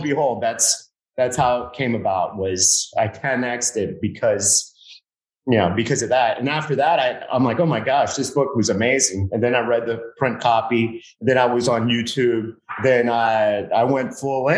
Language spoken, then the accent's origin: English; Miami, Florida, United States; I grew up in Miami